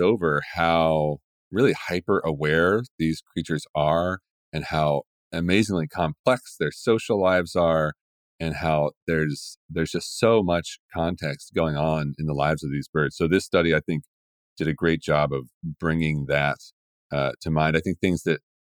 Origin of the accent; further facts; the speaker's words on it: West Virginia, United States; now in Portland, United States; I grew up in West Virginia